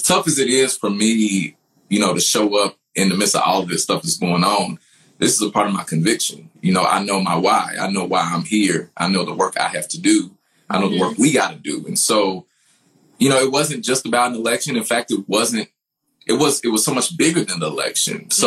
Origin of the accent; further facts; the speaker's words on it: Louisville, Kentucky, United States; I'm from the West End of Louisville, so I'm from the hood